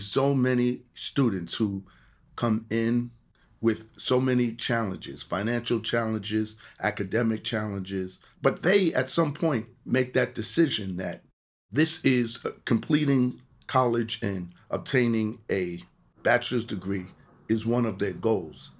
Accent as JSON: {"language": "English", "town": "New York City", "region": "New York", "country": "United States", "tie": "born or raised there", "also_born_or_lived": "Jamaica, Queens", "said": "I was born in Jamaica, Queens, moved to the Bronx, grew up in, uh, Eden Wall Projects."}